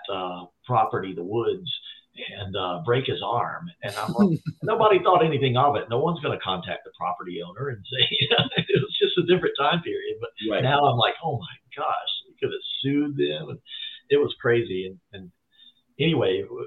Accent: near Asheville, Western North Carolina, United States; I grew up in Western North Carolina all my life. I was born there, kind of close to Asheville

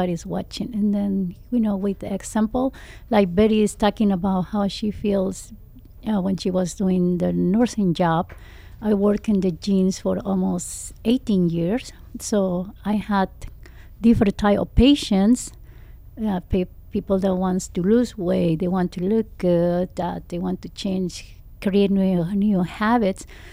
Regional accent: Mexico; English is a second language; now in United States; I'm coming from Mexico

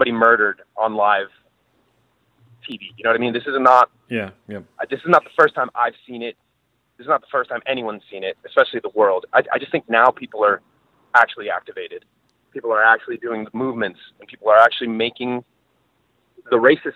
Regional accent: Venezuela; moved away; I'm from Venezuela

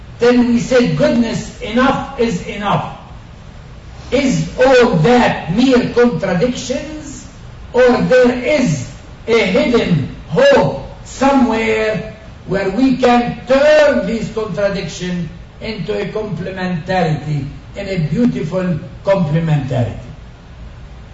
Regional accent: Galilee, Northern District, Israel; first language Arabic; English is a second language; I was born in Galilee, in a very peaceful, nice, beautiful Arab Christian village.

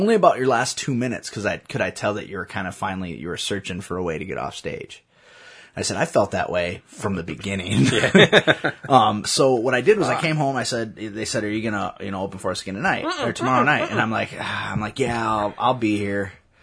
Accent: Waterloo, Iowa, United States; I was from Waterloo

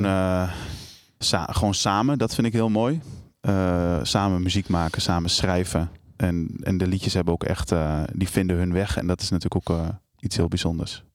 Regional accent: Almelo, Overijssel, Netherlands; Ik kom uit Almelo. Eh, ik ben geboren in, eh, in, in, eh, in zo'n flatje

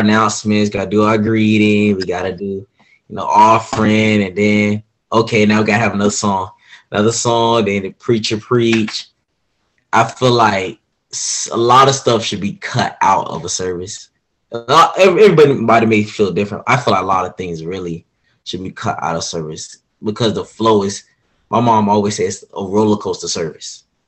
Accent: Orlando, Florida, United States; also born or lived in Groveland, Florida; I am from Orlando, Florida

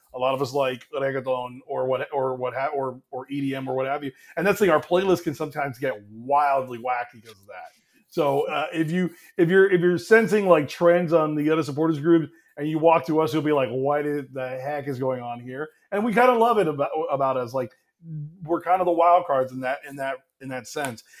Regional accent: Miami, Florida, United States; now in Atlanta, United States; I'm not originally from Atlanta. Um, I'm originally from Miami.

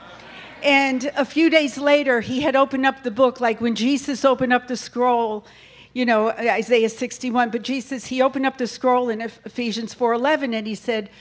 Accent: New York, United States; now in North Carolina, United States; I'm really from New York

